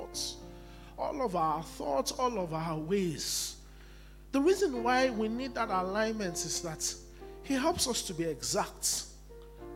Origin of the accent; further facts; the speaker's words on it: Nigeria; I'm still a Nigerian